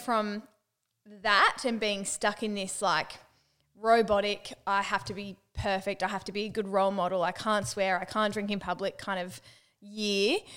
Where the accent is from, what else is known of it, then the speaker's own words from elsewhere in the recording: Newcastle, New South Wales, Australia; I'm from Newcastle. I cut my words in half